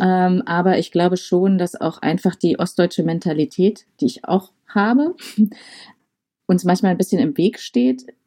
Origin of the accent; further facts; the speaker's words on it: Saxony, Germany; also born or lived in Dresden; now in Halle, Germany; Ich komme ja eher so aus der sächsischen Ecke